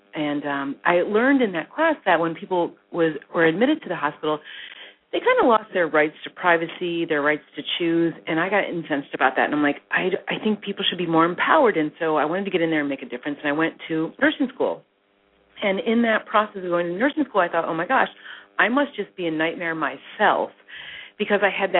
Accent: Midwest, United States; Yeah, so what happened with me is that I grew up really in the Midwest, the daughter of two pharmacists, believe it or not.

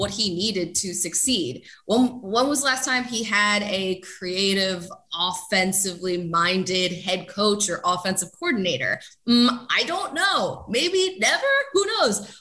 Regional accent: Philadelphia, Pennsylvania, United States; moved away as an adult; now in Los Angeles, United States; I am from Pennsylvania and more specifically from Philadelphia

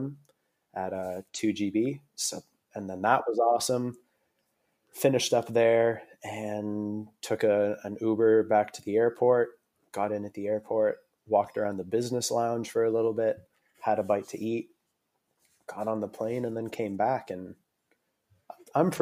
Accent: Aurora, Ontario, Canada; moved away as an adult; also born or lived in Toronto, Canada; now in Australia; I was born in a town called Aurora, which is about 45 minutes north of Toronto

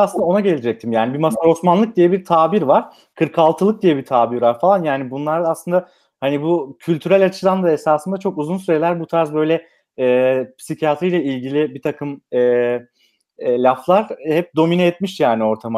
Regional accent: Manisa, Turkey; Ben Manisa'lıyım

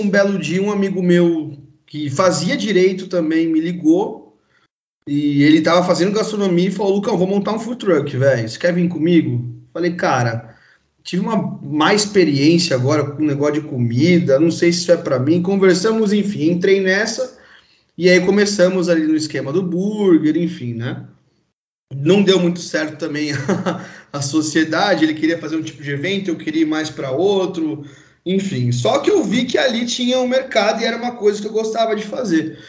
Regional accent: São Paulo, Brazil; sou paulista, nascido aqui em São Paulo mesmo

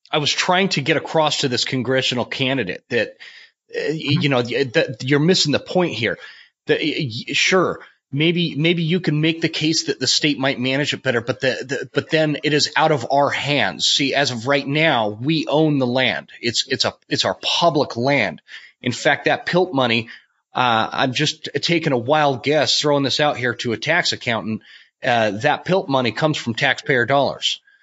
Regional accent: the West, United States; also born or lived in North Carolina; I was a kid from the West

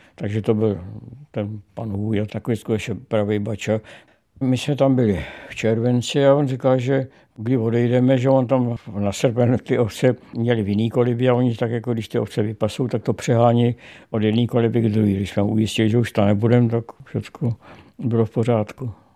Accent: Prague, Czechia; jezdil jsem po pražském okolí, po Zahradách, po Stromovce

